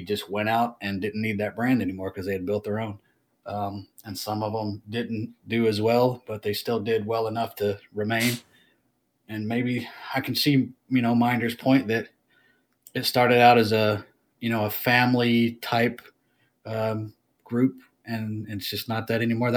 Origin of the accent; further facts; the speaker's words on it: United States; I'm American.